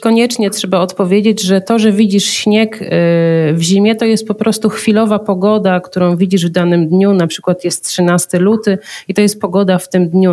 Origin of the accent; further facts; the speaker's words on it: Zielona Góra, Lubusz Voivodeship, Poland; ja pochodzę z Zielonej Góry